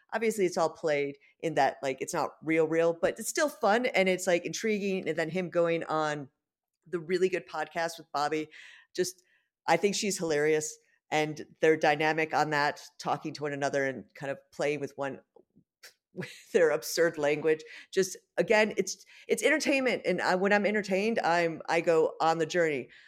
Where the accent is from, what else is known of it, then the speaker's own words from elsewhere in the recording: United States; now in London, United Kingdom; being an American